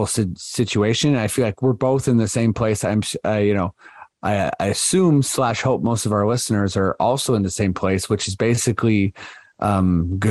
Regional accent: Canada; We're showing our Canadian-ness here as well.

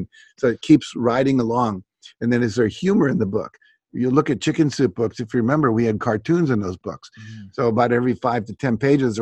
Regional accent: West Virginia, United States; I grew up in West Virginia

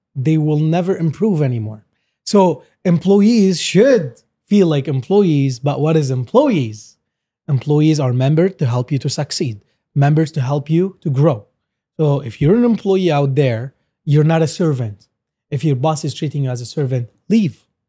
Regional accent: Lebanon; now in Canada; we're like originally from Lebanon

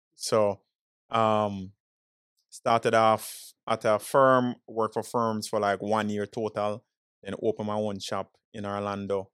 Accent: Jamaica; now in Florida, United States; born and raised in Jamaican, straight yardie

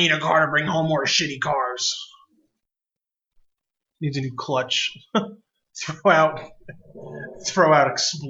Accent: New York, United States; upstate New York, too. I saw so many Confederate flags back in high school.

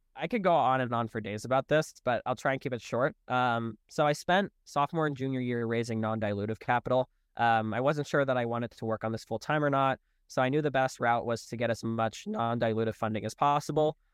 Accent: Charlotte, North Carolina, United States; moved away; I'm originally from Charlotte

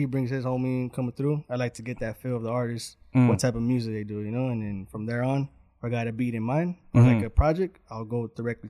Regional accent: Santa Ana, California, United States; Orange County, the juice. Santa Ana, born and raised.

